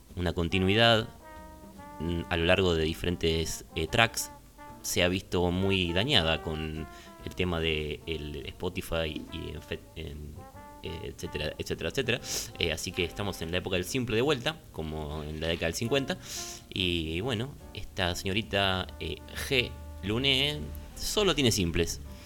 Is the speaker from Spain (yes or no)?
no; Argentina; somos argentinos